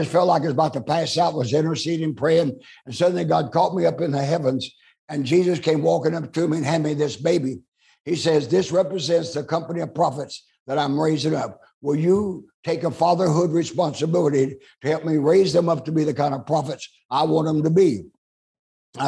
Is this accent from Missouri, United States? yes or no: no; Oklahoma, United States; moved away; also born or lived in Amarillo, Texas; I'm born and raised in Oklahoma